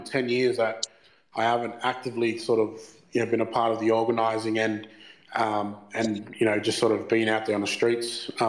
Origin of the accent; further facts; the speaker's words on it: Brisbane, Queensland, Australia; the big brothers that I grew up with here in Brizzy